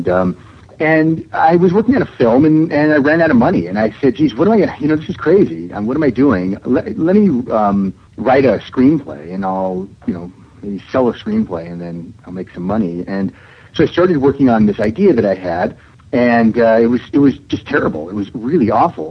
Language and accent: English; Seattle, Washington, United States; moved away; also born or lived in New York; my family moved from New York to Seattle, which is my hometown.